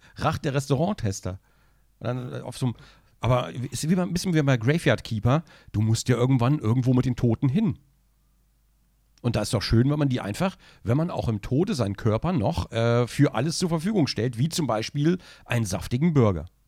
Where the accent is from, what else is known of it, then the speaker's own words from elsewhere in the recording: Braunschweig, Lower Saxony, Germany; da hat man das Werk in Braunschweig, ja, da wo ich aufgewachsen bin.